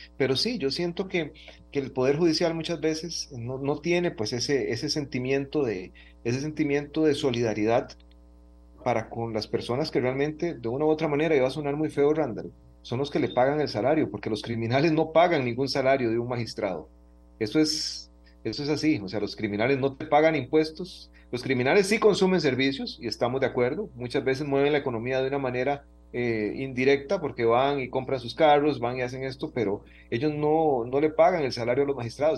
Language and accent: Spanish; Costa Rica; todos los costarricenses